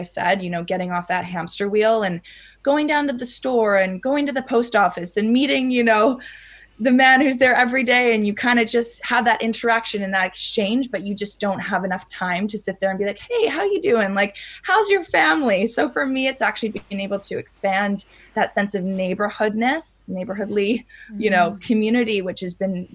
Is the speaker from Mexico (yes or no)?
yes; Mexico; moved away; also born or lived in Canada; I grew up in Mexico.